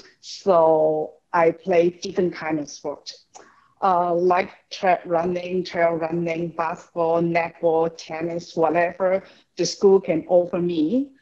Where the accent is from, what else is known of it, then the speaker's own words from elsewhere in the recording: Hong Kong; also born or lived in China; I was born in China, but basically I grew up in an educator in Hong Kong.